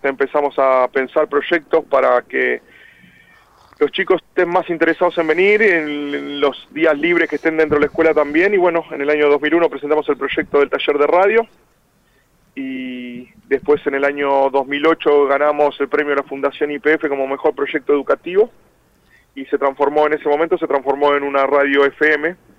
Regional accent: Argentina; somos siete los argentinos

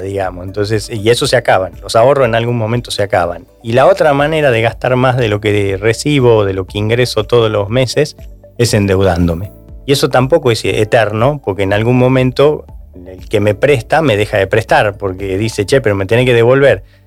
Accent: Argentina

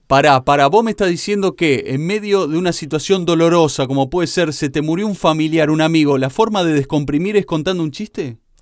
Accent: San Vicente, Santa Fe, Argentina; somos los dos de la provincia Invencible de Santa Fe. Eh, yo soy de San Vicente

